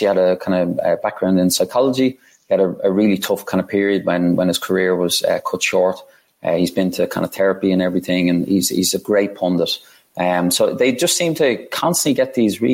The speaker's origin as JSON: {"language": "English", "country": "Ireland", "also_born_or_lived": "Dublin, Ireland / London, United Kingdom", "moved": "as an adult", "said": "Being Irish"}